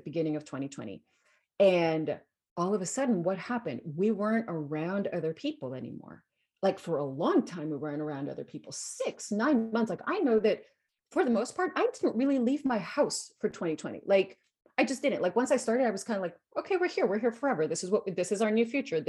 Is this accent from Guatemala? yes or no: yes; Guatemala; moved away as an adult; So I grew up in Guatemala. I was born and raised in Guatemala. So I lived there until I was 18.